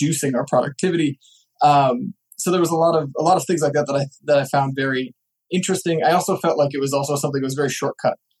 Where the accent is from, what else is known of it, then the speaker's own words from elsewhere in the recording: Nebraska, United States; So I'm from Nebraska.